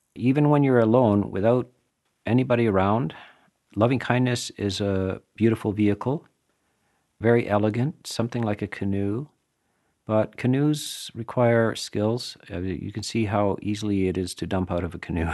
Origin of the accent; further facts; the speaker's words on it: Canada; I'm from Canada